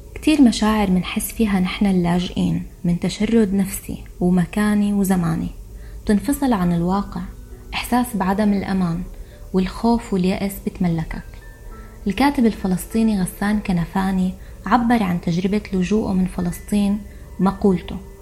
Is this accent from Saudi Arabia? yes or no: no; Syria; moved away as an adult; also born or lived in Egypt; لما طلعت من سوريا صرت لاجئة